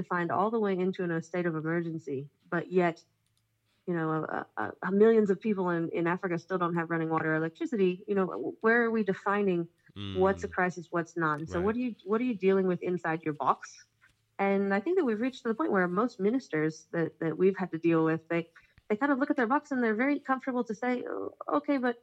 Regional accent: Israel; I'm from Israel

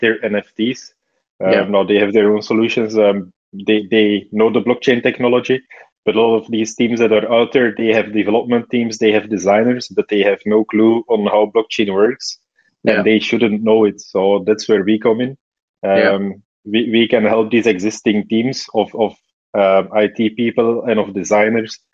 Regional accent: Belgium; I grew up in Belgium, studied computer science and media studies

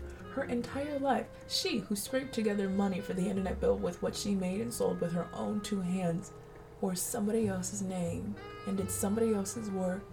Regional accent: Colorado, United States; lots of white roses, which are the pride of the neighborhood growing up in Colorado

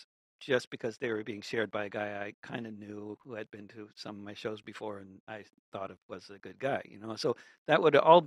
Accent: New York, United States; I grew up among Jews in New York

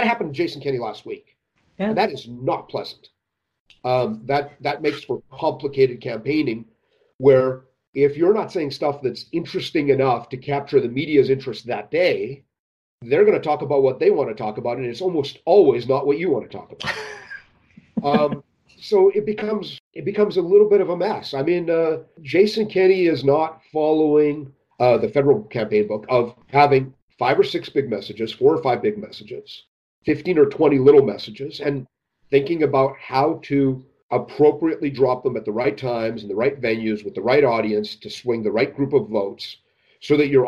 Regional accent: Alberta, Canada; You know, I'm from Alberta. We ride horses, not unicorns.

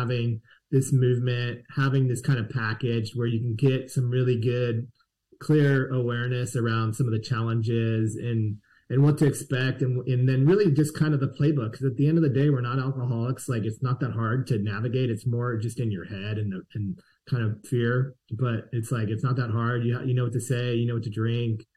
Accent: California, United States; I'm from California

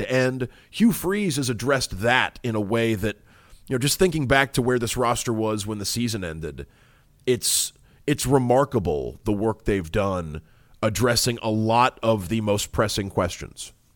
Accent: Northwest Florida, United States; moved away; also born or lived in Auburn, Alabama; it's my hometown and a school I went

